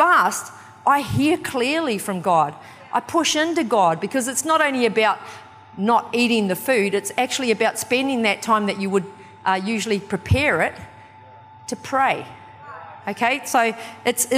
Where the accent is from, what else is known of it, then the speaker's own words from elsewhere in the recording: New Zealand; also born or lived in Kawerau, New Zealand / Wellington, New Zealand; I'm from New Zealand, and I was born in a little town called Kawerau.